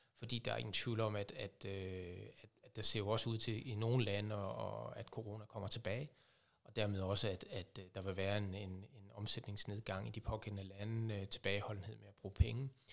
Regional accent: Aabenraa, Southern Denmark, Denmark; kommer, ligesom dig Henrik, fra Åben Rå

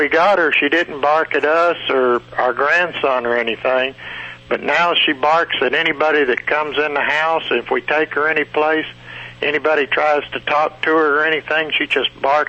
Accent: Texas, United States; now in Luxora, United States; I'm are from Texas.

